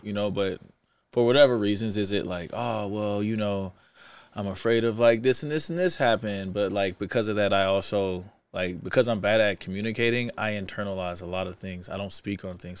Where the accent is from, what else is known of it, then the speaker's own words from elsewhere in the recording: Kansas City, Missouri, United States; moved away as an adult; also born or lived in St. Louis, Missouri; now in Utah, United States; I'm from Kansas City. I moved to Saint Louis when I was twelve